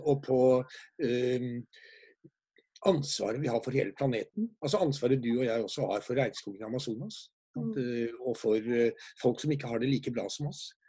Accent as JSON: {"language": "Norwegian", "country": "Norway"}